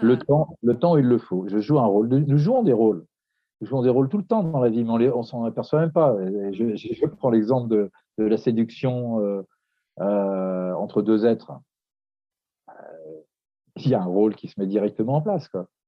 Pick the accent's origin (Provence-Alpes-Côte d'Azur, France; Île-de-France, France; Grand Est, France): Île-de-France, France; Paris; je suis de Paris